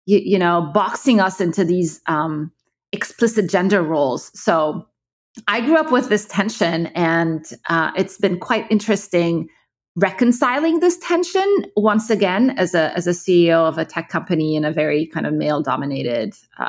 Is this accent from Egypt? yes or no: yes; Egypt; moved away; also born or lived in Kuwait / Abu Dhabi; So I grew up in the Middle East. I'm originally from Egypt, but my parents kind of moved around. So, you know, they worked in Kuwait until the first Gulf War, and then we moved to Abu Dhabi, and then I moved back to Egypt.